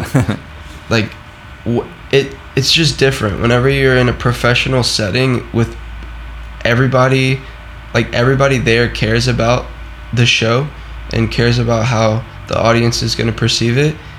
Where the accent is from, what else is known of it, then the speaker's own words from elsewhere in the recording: the South, United States; I am from the South, so Florida and you know Louisiana and all of that stuff.